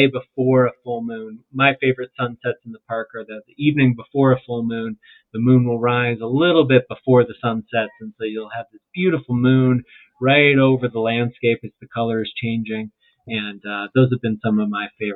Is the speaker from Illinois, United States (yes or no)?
yes; Chicago, Illinois, United States; moved away as an adult; now in Utah, United States; I grew up in the Midwest where forests were pretty thick